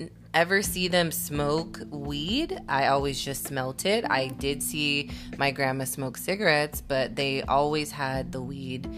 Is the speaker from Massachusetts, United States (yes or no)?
no; Bay Area, California, United States; born and raised here in the Bay Area